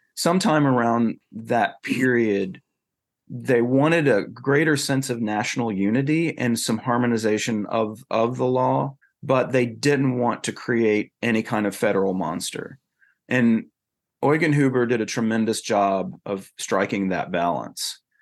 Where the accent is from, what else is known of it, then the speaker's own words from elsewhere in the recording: North Carolina, United States; moved away as an adult; also born or lived in Texas; now in South Carolina, United States; I come from North Carolina